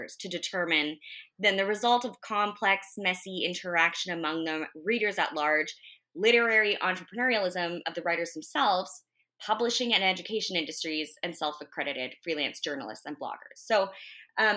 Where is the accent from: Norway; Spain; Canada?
Canada; we're Canadian. We live in Canada